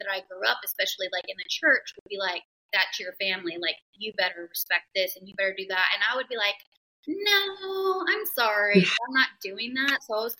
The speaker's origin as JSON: {"language": "English", "region": "the South", "country": "United States", "tie": "born or raised there", "said": "I grew up in the South"}